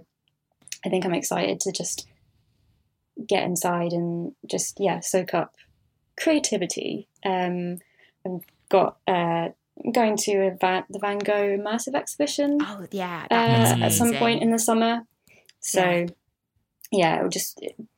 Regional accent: London, United Kingdom; despite being a Londoner and having been born and bred here.

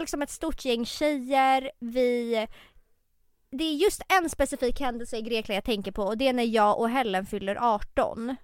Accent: Tumba, Stockholm County, Sweden; jag är ju uppväxt i Tumba

